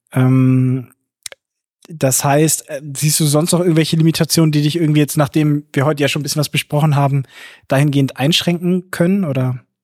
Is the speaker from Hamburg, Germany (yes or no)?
yes; Hamburg, Germany; mich als Hamburger